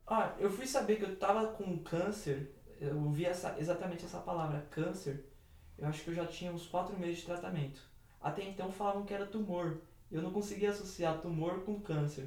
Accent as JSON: {"language": "Portuguese", "region": "São Paulo", "country": "Brazil", "said": "sou do bairro do Jardim São Luís, aqui na cidade de São Paulo"}